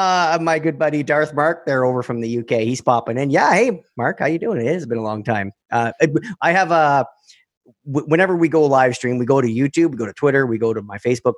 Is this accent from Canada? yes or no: yes; Canada; We're Canadian